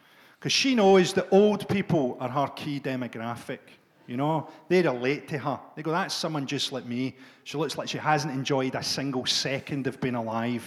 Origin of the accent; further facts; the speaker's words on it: Glasgow, Scotland, United Kingdom; when we grew up in Glasgow